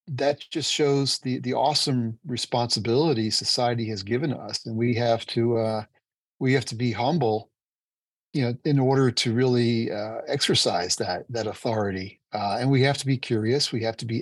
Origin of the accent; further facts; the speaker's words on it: New Jersey, United States; moved away as an adult; also born or lived in New York City / San Diego; I grew up in New Jersey and went to school in New Jersey, New York City